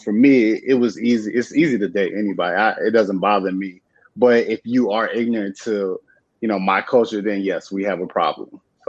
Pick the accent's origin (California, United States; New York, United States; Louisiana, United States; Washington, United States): California, United States; San Diego; also born or lived in Virginia; I grew up in San Diego.